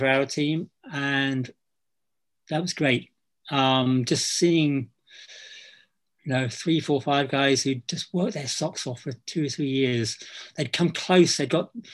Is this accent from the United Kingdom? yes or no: yes; England, United Kingdom; now in Scotland, United Kingdom; I'm not Scottish, I'm English, but I've lived in Scotland long enough